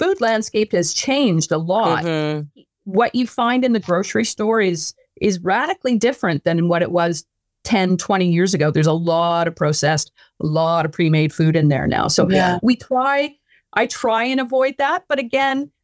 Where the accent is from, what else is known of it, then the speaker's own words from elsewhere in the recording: Vancouver, British Columbia, Canada; now in New Brunswick, Canada; when I was growing up in Vancouver